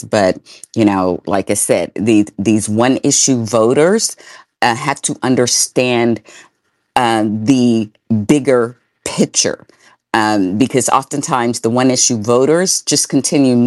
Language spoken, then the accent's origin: English; Sumner County, Tennessee, United States; That's where I grew up and went to school in Sumner County